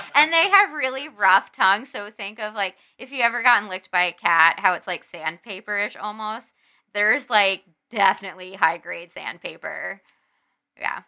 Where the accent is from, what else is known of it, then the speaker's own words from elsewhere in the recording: New Jersey, United States; moved away as an adult; New Jersey, which is where I'm from